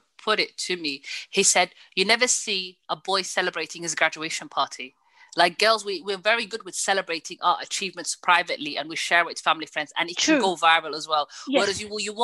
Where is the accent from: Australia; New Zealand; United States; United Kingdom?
United Kingdom; the north of England; me being especially from the north